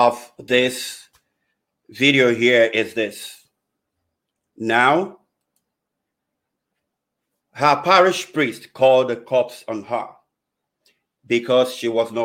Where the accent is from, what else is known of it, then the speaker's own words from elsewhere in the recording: Nigeria; moved away; my home country, Nigeria. I know growing up in Nigeria